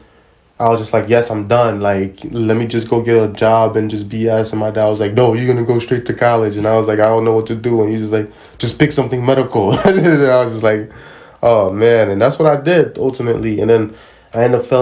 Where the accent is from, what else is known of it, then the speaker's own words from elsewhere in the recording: New York City, New York, United States; I'm a guy from Brooklyn